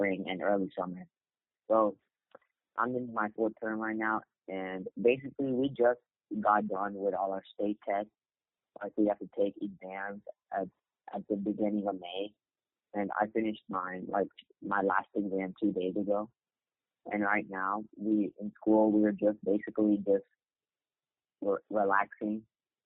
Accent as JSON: {"language": "English", "town": "Houston", "region": "Texas", "country": "United States", "said": "I'm from the United States. I live in Houston, Texas"}